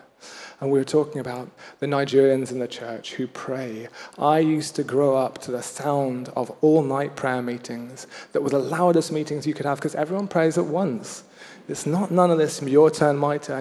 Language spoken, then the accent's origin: English; Kenya; moved away; I had a Swahili teacher growing up in Kenya.